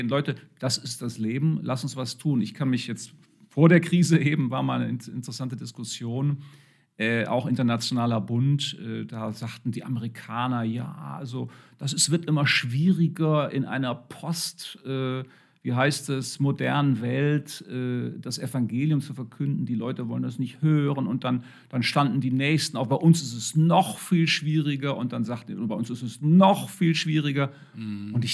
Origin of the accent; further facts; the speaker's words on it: Germany; wir neigen als Deutsche sicher sehr dazu, überhaupt das ist ein westliches Denken